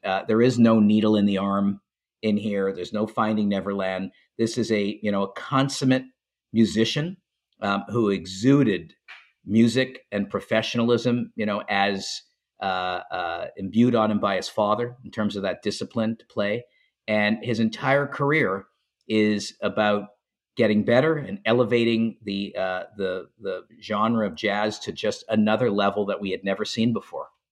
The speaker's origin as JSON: {"language": "English", "town": "Montreal", "region": "Quebec", "country": "Canada", "tie": "born or raised there", "said": "I grew up in Montreal"}